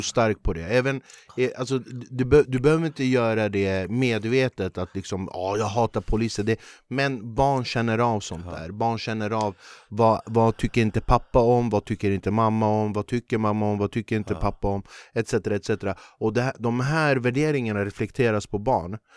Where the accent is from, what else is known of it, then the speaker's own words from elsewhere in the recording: Flemingsberg, Stockholm County, Sweden; när jag växte upp i Flemingsberg